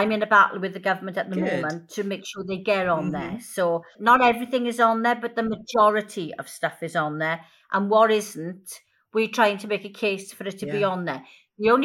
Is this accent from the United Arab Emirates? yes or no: no; Wales, United Kingdom; I'm Welsh